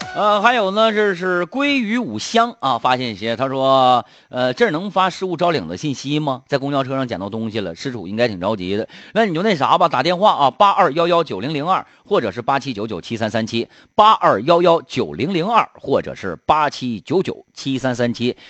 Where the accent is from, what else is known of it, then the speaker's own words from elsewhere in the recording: Harbin, Heilongjiang, China; 哈尔滨土生土长的人